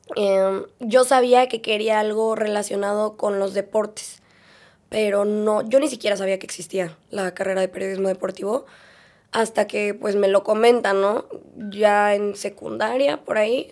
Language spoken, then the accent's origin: Spanish; Mexico City, Mexico; yo nací en Ciudad de México y desde chiquita